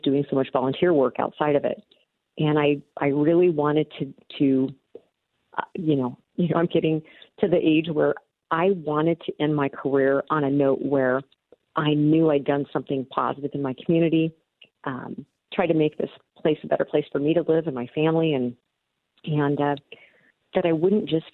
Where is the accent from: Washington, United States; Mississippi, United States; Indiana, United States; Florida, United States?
Washington, United States; Tri-Cities; moved away as an adult; also born or lived in Rocky Mountain states; now in Yakima, United States; I grew up in the Tri-Cities area and moved away for several years. Moved back, 2007